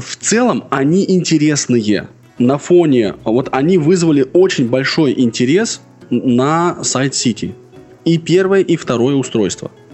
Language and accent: Russian; Russia